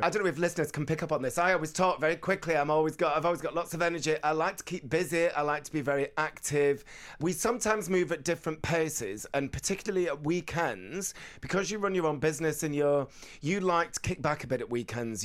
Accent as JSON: {"language": "English", "town": "Bolton", "region": "North West England", "country": "United Kingdom", "tie": "born or raised there", "moved": "yes", "said": "when I was growing up in Bolton in the eighties"}